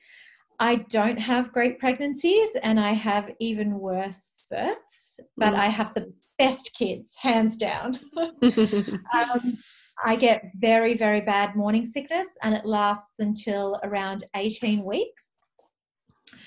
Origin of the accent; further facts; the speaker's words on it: Melbourne, Victoria, Australia; moved away as an adult; also born or lived in Toowoomba, Queensland / Northern Territory; I'm a city girl. You know, I was born in Melbourne, but I've spent the last 10 years living in regional cities